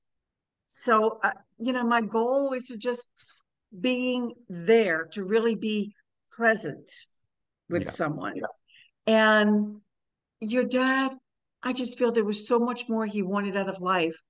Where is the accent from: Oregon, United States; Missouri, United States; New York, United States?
New York, United States; I'm from New York